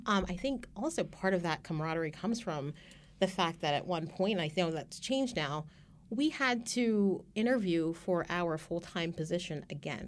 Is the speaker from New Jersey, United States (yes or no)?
yes; Carneys Point, New Jersey, United States; I actually grew up not too far away from here, um, in South Jersey, um, in a small town called, uh, Kearney's Point